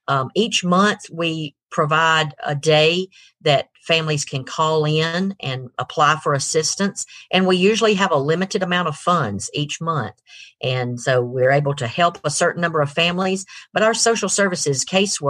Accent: Rome, Georgia, United States; moved away as an adult; also born or lived in Griffin, Georgia / Atlanta, Georgia; my husband and I grew up here in Rome.

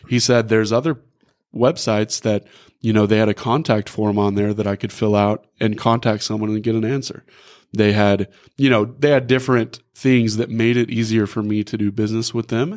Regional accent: Rogers, Arkansas, United States; also born or lived in Van Buren, Arkansas; I grew up here in Northwest Arkansas. I went to Rogers High School

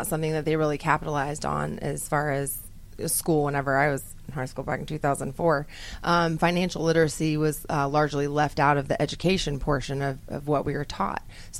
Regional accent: Peachtree City, Georgia, United States; I came from Peachtree City, Georgia, 70 miles south of here.

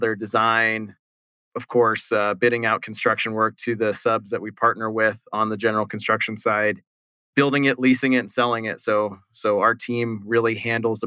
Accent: Phoenix, Arizona, United States; also born or lived in Tempe, Arizona; I'm an Arizona native, one of the 23% of us here

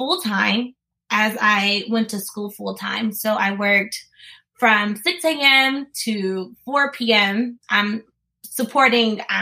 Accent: Columbus, Mississippi, United States; I'm from Columbus, Mississippi

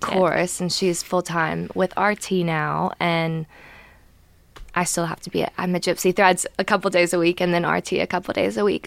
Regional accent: Gainesville, United States; I'm from Gainesville

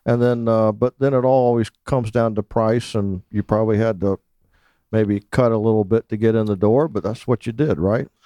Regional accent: Naples, Florida, United States; I grew up in Naples, Florida

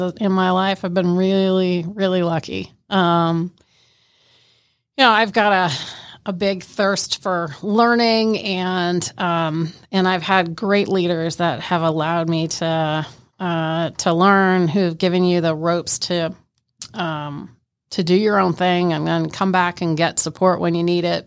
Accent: Canada; I'm Canadian

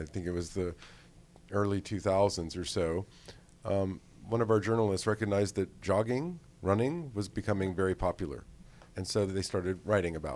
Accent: United States; now in Netherlands; As an American being in the Netherlands

